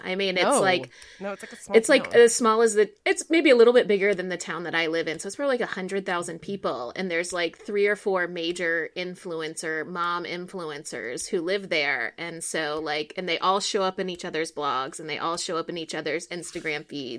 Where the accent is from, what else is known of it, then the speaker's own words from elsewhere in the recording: Dallas, Texas, United States; I'm from Dallas